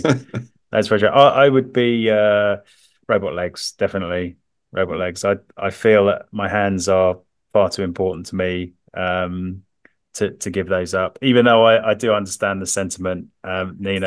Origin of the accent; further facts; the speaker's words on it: London, United Kingdom; as a Londoner